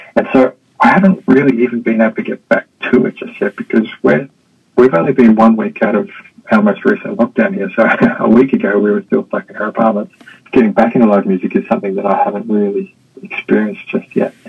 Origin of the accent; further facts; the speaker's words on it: Melbourne, Victoria, Australia; moved away as an adult; also born or lived in Sydney, Australia; now in Hong Kong; I'm from Australia. I grew up in Melbourne, spent most of my working career in Sydney.